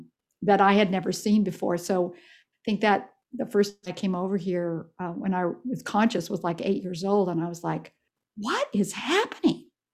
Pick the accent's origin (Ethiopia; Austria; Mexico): Ethiopia; Well, I was raised in a very poor country as far as dollars go. I was raised in East Africa, in Ethiopia, and I think my dad made something like $8,000 American a year there.